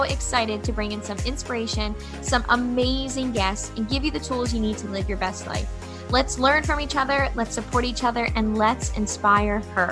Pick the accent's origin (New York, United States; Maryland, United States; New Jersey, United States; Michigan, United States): Maryland, United States; Baltimore; we're from Baltimore and so big city